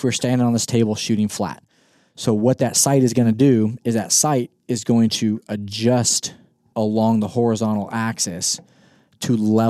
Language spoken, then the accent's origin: English; Kansas, United States; I've never hunted my home state of Kansas with a 5 mile an hour wind.